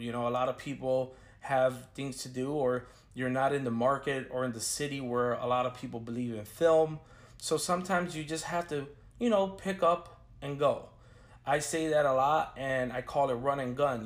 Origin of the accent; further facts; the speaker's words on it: Chicago, Illinois, United States; now in Orlando, United States; I'm a filmmaker from Chicago, Illinois, based out of Orlando, Florida